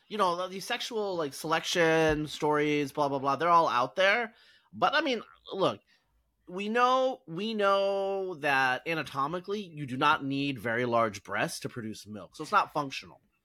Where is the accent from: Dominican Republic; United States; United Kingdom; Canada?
United States; Oregon; I grew up in Oregon